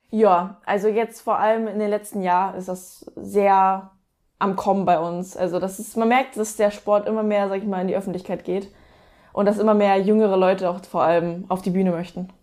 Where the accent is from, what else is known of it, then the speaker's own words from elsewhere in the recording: towards Hamburg, Lübeck, Northern Germany, Germany; now in near Stuttgart, Germany; ursprünglich aus dem Norden, aus äh, Richtung Hamburg, Lübeck.